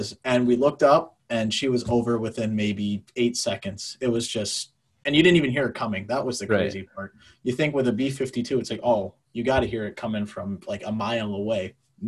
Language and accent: English; Minneapolis, Minnesota, United States; I grew up in the Twin Cities, actually pretty close to Wings Over the North in Eden Prairie